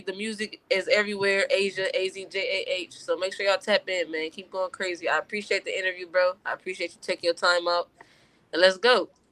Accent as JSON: {"language": "English", "town": "Compton", "region": "California", "country": "United States", "tie": "born or raised there", "said": "growing up in Compton"}